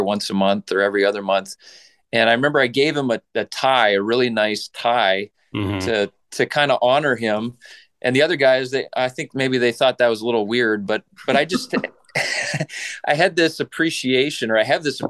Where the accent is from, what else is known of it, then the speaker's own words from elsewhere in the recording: Saskatchewan, Canada; I grew up in Western Canada in the province of Saskatchewan